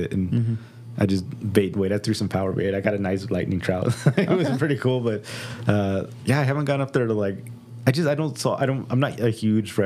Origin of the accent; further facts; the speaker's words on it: Lake Arrowhead, California, United States; I grew up in like Lake Arrowhead, California